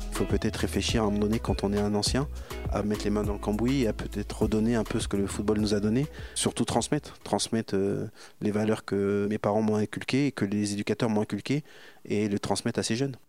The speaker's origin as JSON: {"language": "French", "town": "Bourges", "region": "Centre-Val de Loire", "country": "France", "tie": "born or raised there", "also_born_or_lived": "Auxerre", "moved": "yes", "said": "Moi je suis né à Bourges, je jouais tout le temps avec mon frère euh, qui a 6 ans de plus que moi"}